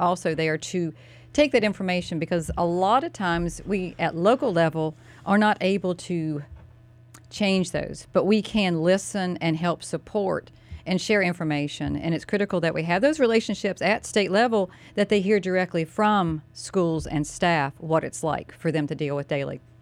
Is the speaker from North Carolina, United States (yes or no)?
yes; Mooresville, North Carolina, United States; My hometown, I was born and raised